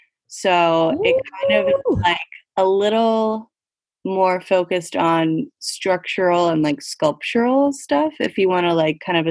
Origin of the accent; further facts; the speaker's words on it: Annapolis, Maryland, United States; moved away as an adult; I have recently returned to my childhood home in Annapolis, Maryland